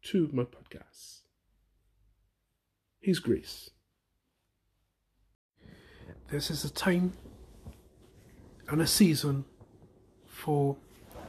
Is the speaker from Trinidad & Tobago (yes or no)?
yes; Trinidad & Tobago; now in United Kingdom; I'm originally from Trinidad